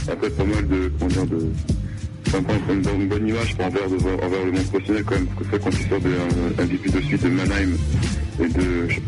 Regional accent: near Caen, Normandy, France; now in Le Mans, France; je suis à côté de Caen, en fait, dans un petit village, j'habitais à côté de Caen, en Normandie. Après, j'ai été au collège pour à Caen jusqu'à 14 ans.

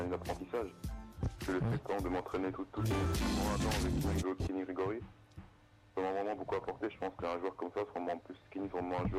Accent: near Caen, Normandy, France; now in Le Mans, France; dans un petit village, j'habitais à côté de Caen, en Normandie. Après, j'étais au collège pour à Caen jusqu'à 14 ans.

